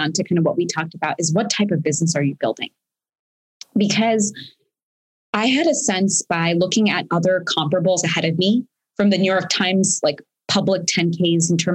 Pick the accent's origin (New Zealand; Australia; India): India; moved away; I'm an immigrant. I was born in India